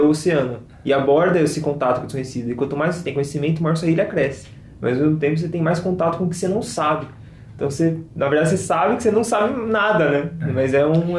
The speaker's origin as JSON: {"language": "Portuguese", "region": "São Paulo", "country": "Brazil", "said": "nós somos de São Paulo"}